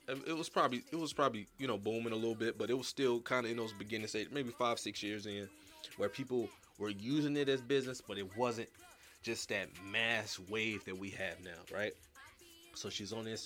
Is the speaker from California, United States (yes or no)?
yes; California, United States; now in Houston, United States; I'm from Cali